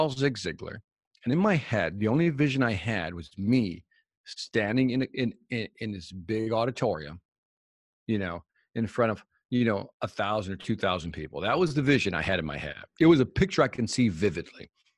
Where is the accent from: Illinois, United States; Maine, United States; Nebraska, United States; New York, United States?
Illinois, United States; Chicago; Oh, but I'm from Chicago, so that was just music in the background to me.